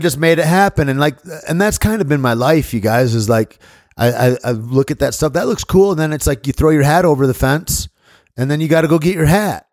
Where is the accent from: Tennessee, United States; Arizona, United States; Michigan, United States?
Michigan, United States; moved away; friends of mine that I grew up in Michigan